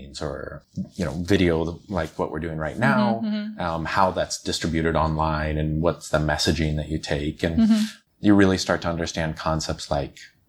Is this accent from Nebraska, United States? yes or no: yes; Omaha, Nebraska, United States; moved away as an adult; now in China; I'm from the States, originally from the Midwest, so right in the center, Omaha, Nebraska